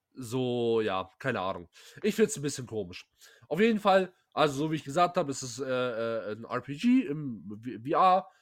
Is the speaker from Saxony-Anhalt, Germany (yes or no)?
no; Pforzheim, Baden-Württemberg, Germany; ich komme aus Pforzheim